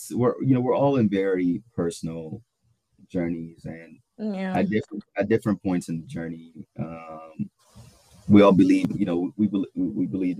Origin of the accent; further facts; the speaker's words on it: Ghana; I'm also Ghanaian